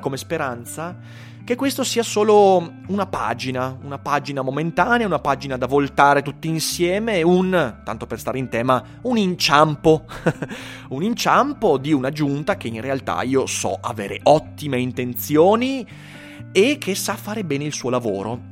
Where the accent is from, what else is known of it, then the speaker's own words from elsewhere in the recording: Schio, Veneto, Italy; io sono di Schio